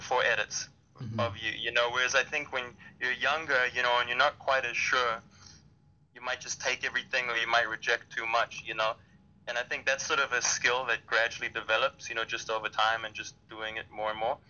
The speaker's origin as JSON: {"language": "English", "town": "Durban", "region": "KwaZulu-Natal", "country": "South Africa", "said": "I'm from Durban, South Africa, so that's on the Indian Ocean"}